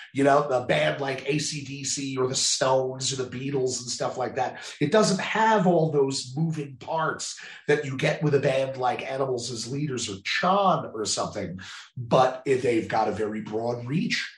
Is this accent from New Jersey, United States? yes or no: yes; New Jersey, United States; moved away; I'm originally from New Jersey